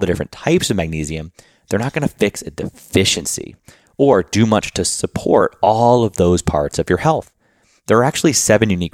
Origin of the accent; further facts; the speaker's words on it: Boston, Massachusetts, United States; moved away as an adult; now in Luxembourg; I grew up in Boston